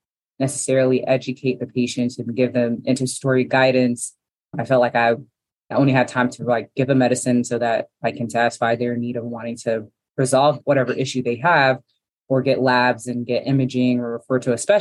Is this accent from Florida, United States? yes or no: yes; Miami, Florida, United States; now in Atlanta, United States; I am from Miami, Florida, but I've been in Atlanta for about 20 plus years